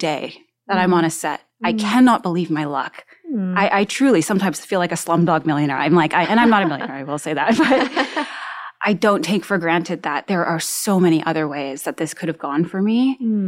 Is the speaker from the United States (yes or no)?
no; Canada; I'm Canadian, I'm First Nations, I'm a registered member of the Crane River First Nation in Manitoba, Canada